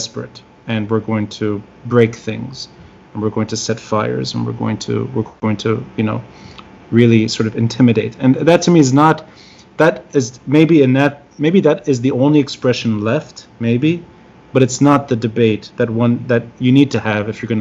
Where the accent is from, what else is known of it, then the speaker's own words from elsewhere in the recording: Tripoli, North Governorate, Lebanon; now in New York, United States; somebody who's originally from Tripoli